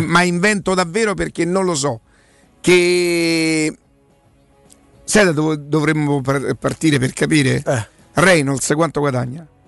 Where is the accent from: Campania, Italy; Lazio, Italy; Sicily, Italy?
Lazio, Italy; Rome; da romano